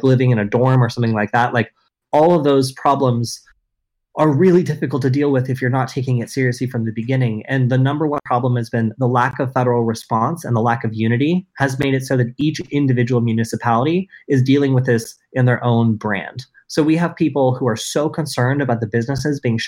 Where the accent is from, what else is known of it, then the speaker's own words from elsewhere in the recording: Southern Oregon, United States; now in Los Angeles, United States; I'm from Southern Oregon